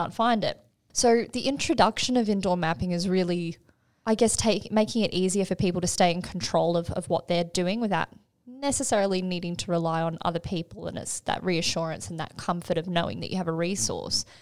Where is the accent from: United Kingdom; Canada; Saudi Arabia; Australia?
Australia; being an Aussie